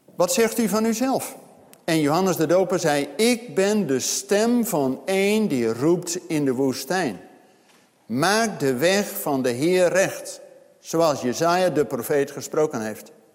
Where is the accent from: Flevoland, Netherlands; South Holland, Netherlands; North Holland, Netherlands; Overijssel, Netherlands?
Overijssel, Netherlands; Zwolle; bij ons in eh, Zwolle, waar ik vandaan kom